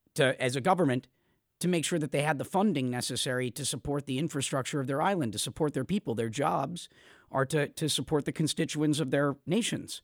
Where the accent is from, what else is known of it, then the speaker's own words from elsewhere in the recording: United States; as an American